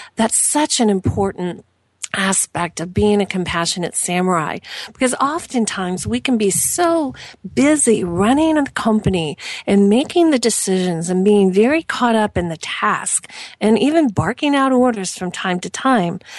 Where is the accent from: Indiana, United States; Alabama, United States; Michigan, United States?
Indiana, United States; Southern; I am from Southern Indiana